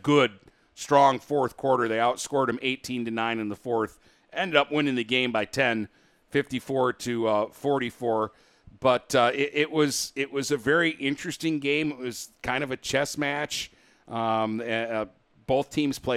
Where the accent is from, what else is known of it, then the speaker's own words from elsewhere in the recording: Warren, Michigan, United States; Not from Madison Heights. I'm from Warren, but I got bused to Catholic school